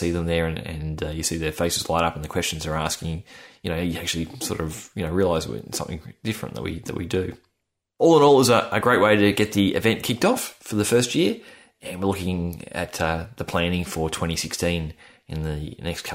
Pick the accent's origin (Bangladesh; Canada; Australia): Australia; accent: Australian; my Australian accent